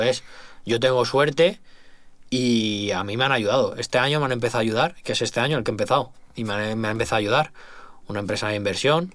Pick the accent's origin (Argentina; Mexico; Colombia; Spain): Spain; also born or lived in Madrid